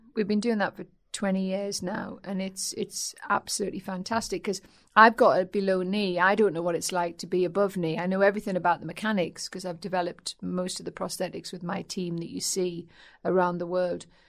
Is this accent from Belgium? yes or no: no; North East England, United Kingdom; accent: Geordie; also born or lived in Aldershot; My dad was in the army, and um, so he was moved up north when I was two